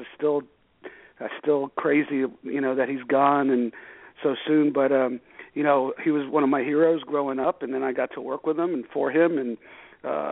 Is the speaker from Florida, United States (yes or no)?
yes; South Florida, United States; also born or lived in New York; I was born in New York, but I grew up in South Florida